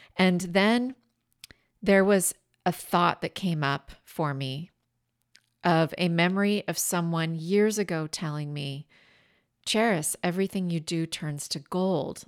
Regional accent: Washington, United States; my home state of Washington State on the Columbia River

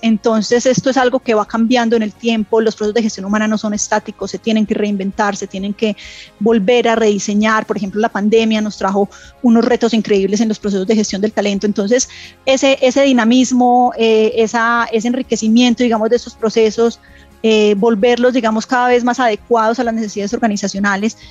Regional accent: Medellín, Antioquia, Colombia; yo soy de Medellín. Eh, crecí en una familia tradicional antioqueña

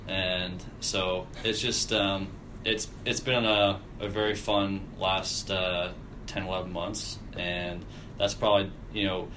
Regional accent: Canada; as a Canadian

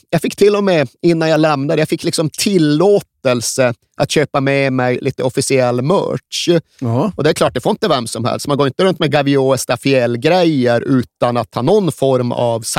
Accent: Sweden; Jag är vit svensk.

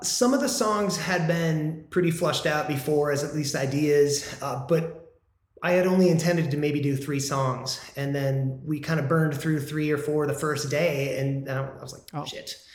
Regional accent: Midwest, United States; now in Southern California, United States; I'm not from California. I'm from the Midwest

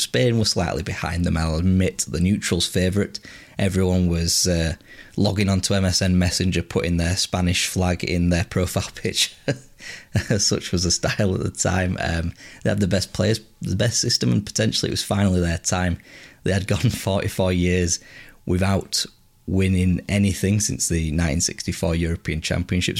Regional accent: England, United Kingdom; as English supporters

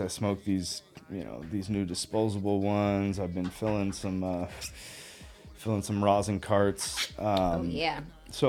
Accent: Northern California, United States; moved away as an adult; also born or lived in Colorado; I grew up in Northern California.

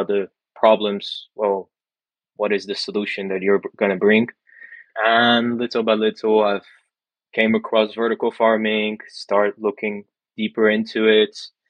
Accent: Dubai, United Arab Emirates; also born or lived in England; now in France; I was born in France, then quickly moved to Dubai, Abu Dhabi as well, where I lived pretty much 17 years before moving to England

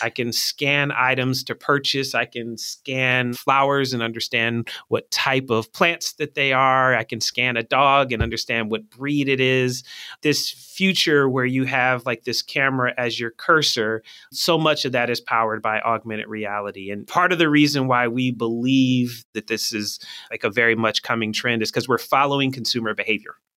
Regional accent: Philadelphia, Pennsylvania, United States; also born or lived in Michigan; I'm from Philly

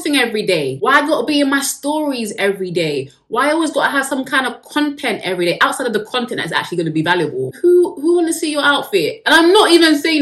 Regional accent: United Kingdom; I am British, so we love tea over here

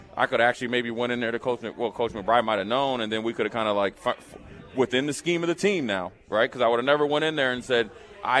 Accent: Frederick, Maryland, United States; moved away; also born or lived in Nebraska; I'm from Frederick, Maryland, went to University of Nebraska, linebacker

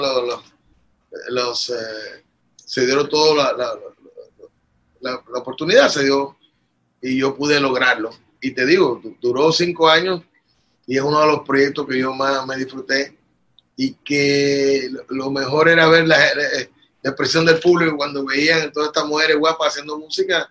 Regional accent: Puerto Rico; also born or lived in Bogotá, Colombia; yo nací, me crié y vivo aquí.

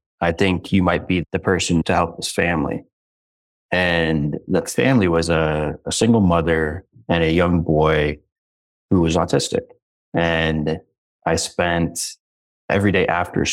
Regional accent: Bettendorf, Iowa, United States; I grew up in Bettendorf, Iowa, in the Quad Cities right on the Mississippi River

